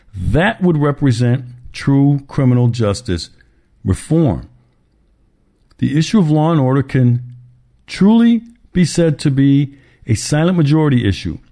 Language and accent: English; Milwaukee, Wisconsin, United States; Milwaukee, Wisconsin, my hometown